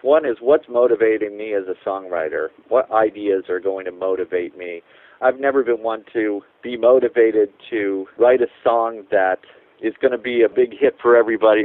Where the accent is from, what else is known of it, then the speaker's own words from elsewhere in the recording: Gorham, Maine, United States; where I grew up in Gorham, Maine